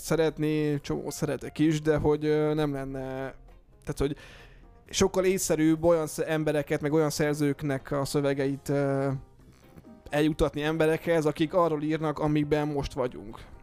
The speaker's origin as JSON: {"language": "Hungarian", "region": "Eastern Hungary", "country": "Hungary", "moved": "as an adult", "lives_now": "Budapest, Hungary", "said": "mi magunk is ugye vidékiek vagyunk, ugye vagyunk uh, Kelet-Magyarországról, mi ketten"}